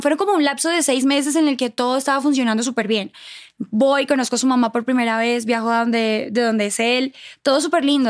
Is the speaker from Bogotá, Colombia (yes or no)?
no; Cúcuta, Norte de Santander, Colombia; moved away as an adult; also born or lived in Bogotá, Colombia / Cuernavaca, Mexico / Mexico City, Mexico; en Cúcuta, de donde yo soy